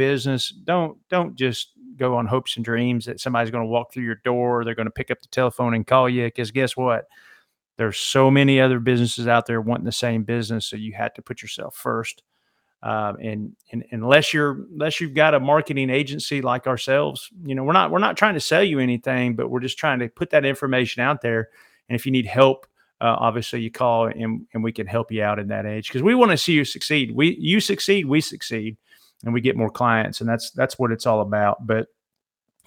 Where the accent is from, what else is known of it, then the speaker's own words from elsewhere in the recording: Alabama, United States; I'm from Alabama